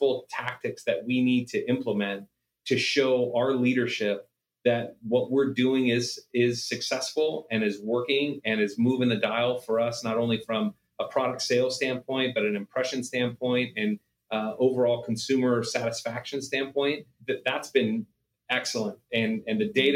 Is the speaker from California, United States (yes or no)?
yes; Stockton, California, United States; moved away as an adult; now in Las Vegas, United States; my hometown of Stockton before we moved to Vegas